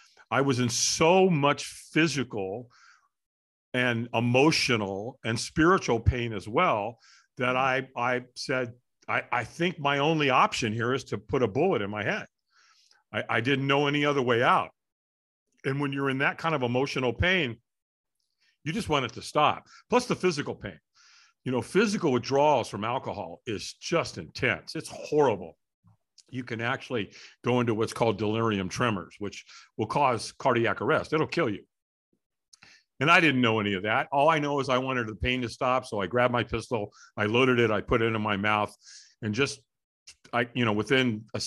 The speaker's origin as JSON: {"language": "English", "town": "Hollywood", "region": "California", "country": "United States", "tie": "born there", "said": "I was born in Hollywood, California."}